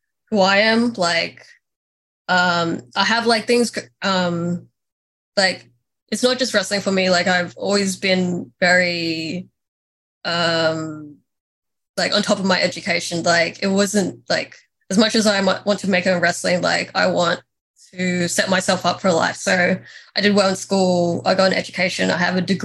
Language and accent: English; Australia; as a teenager, I knew that you, like, as an Australian, you had to go to America